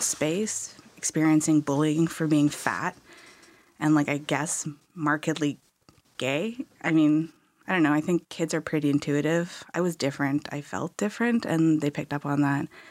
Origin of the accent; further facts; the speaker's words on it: Okanagan, British Columbia, Canada; I grew up in the Okanagan